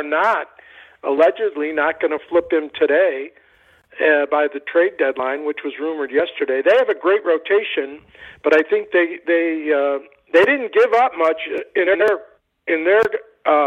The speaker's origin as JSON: {"language": "English", "town": "Cleveland", "region": "Ohio", "country": "United States", "tie": "born or raised there", "said": "I grew up in Cleveland."}